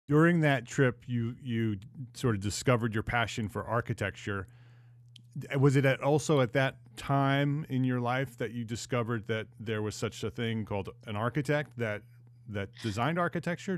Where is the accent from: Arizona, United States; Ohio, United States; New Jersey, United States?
New Jersey, United States; moved away as an adult; also born or lived in New York / Westchester County; now in Charlotte, United States; I grew up in New Jersey